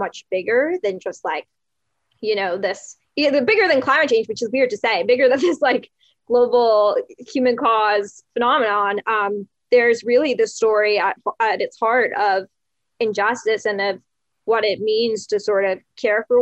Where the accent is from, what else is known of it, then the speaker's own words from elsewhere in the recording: New York City, New York, United States; I'm from New York City